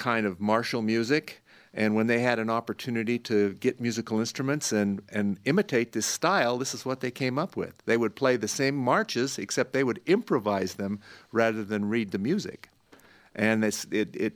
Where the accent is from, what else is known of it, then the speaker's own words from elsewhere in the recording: Brigham City, Utah, United States; the little town where I grew up in Brigham City